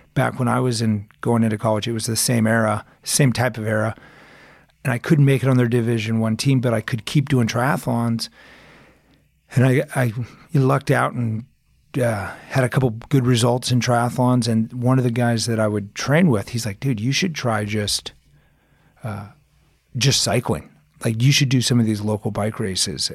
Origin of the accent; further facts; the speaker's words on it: Arizona, United States; moved away as an adult; also born or lived in Aspen, Colorado / California; now in Colorado, United States; I'm originally from Arizona